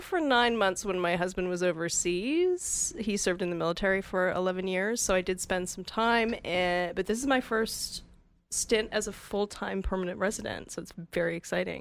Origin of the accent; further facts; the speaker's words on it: Calgary, Alberta, Canada; moved away as an adult; also born or lived in Vancouver, Canada; now in Whistler, Canada; I grew up in Calgary